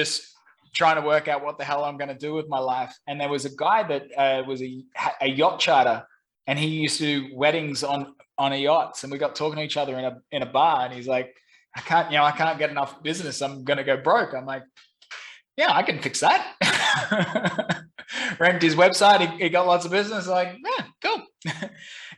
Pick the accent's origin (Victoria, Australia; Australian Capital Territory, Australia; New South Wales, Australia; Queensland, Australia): Queensland, Australia; Brisbane; moved away as an adult; also born or lived in London / Saigon, Vietnam; now in Ho Chi Minh City, Vietnam; I'm originally from Brisbane, Australia.